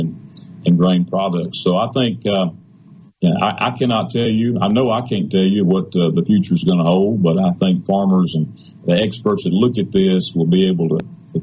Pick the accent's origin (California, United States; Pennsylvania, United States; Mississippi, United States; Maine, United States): Mississippi, United States; I'm from Mississippi